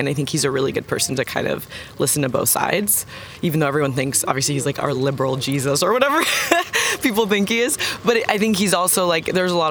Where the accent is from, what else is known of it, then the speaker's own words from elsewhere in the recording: Florida, United States; also born or lived in London; now in Texas, United States; I'm from Florida